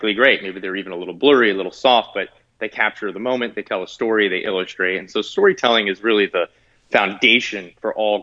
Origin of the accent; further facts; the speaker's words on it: New Jersey, United States; I grew up in New Jersey